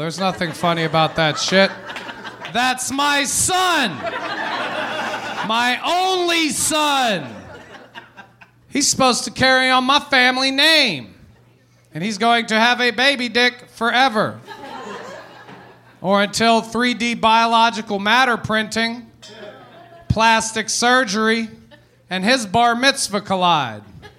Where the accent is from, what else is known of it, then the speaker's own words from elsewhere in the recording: Philippines; Because their mother is Jewish, and I am Filipino.